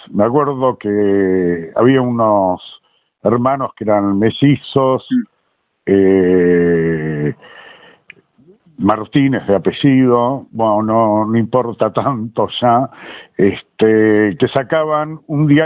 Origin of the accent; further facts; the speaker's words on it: Montevideo, Uruguay; moved away as an adult; now in Buenos Aires, Argentina; me crié en Montevideo. Y esto que te hablo así también era en el secundario que yo iba, también en, el Montevideo